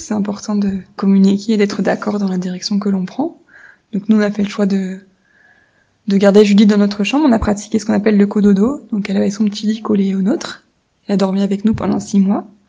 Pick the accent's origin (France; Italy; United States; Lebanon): France; j'ai 28 ans et je suis française.